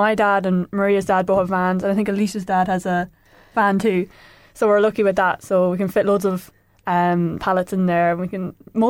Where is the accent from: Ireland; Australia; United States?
Ireland; Rahan, County Offaly; I'm from Rahan.